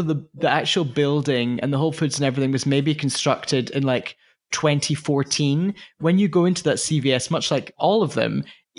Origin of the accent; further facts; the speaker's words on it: United Kingdom; moved away; particularly being British